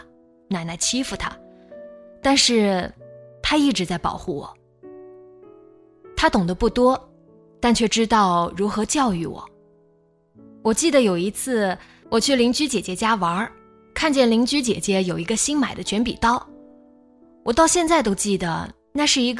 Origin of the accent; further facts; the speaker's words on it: Nanjing, Jiangsu, China; moved away as an adult; 我是南京人，南京大城市啊